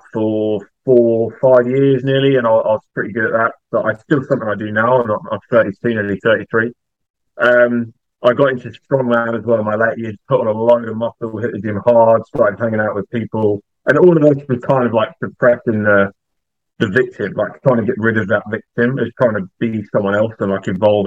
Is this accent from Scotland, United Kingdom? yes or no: no; East of England, United Kingdom; I'm from the UK, more specifically England. I live about 30 minutes north of London in a town called Bedfordshire.